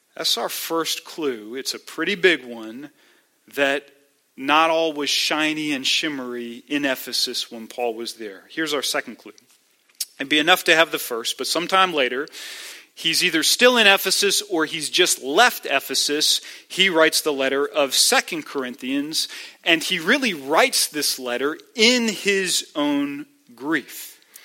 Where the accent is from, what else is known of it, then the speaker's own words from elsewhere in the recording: United States; as American believers